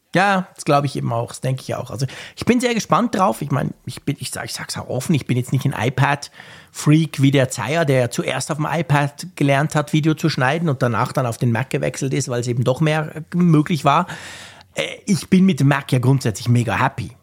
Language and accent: German; Switzerland; bei mir als Schweizer